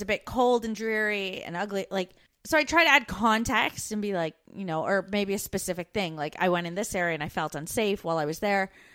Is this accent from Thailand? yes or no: no; Brantford, Ontario, Canada; moved away as an adult; we grew up in Brantford, Ontario, which isn't far from Niagara Falls